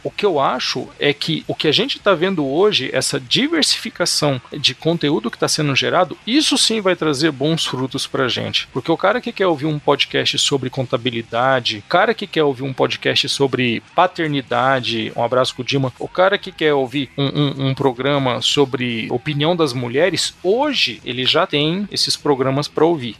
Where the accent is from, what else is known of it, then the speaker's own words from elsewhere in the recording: Franca, São Paulo, Brazil; eu venho de Franca, que tá ali a 12 quilômetros de Minas